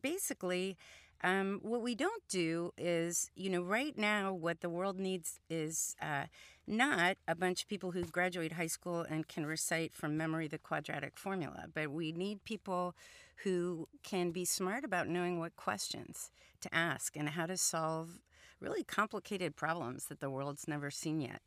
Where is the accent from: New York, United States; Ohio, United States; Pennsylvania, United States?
Ohio, United States; Columbus; first language Hungarian; English is a second language; I grew up in Columbus, Ohio